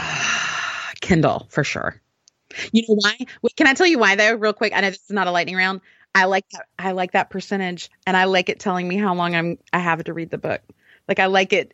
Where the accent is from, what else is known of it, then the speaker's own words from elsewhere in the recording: Alabama, United States; I'm from Alabama